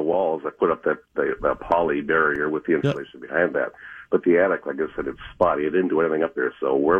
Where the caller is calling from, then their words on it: Fridley, Minnesota, United States; Fridley, Minnesota.